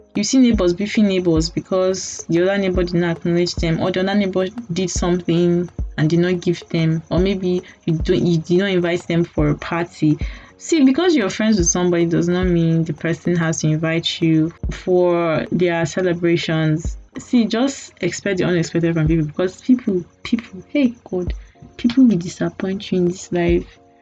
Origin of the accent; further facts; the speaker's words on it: Nigeria; as a Nigerian